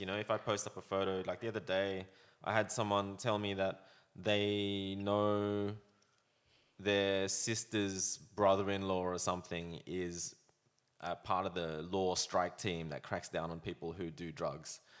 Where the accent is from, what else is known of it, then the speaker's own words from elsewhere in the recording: Australia; growing up in Australia, I was embarrassed to be Chinese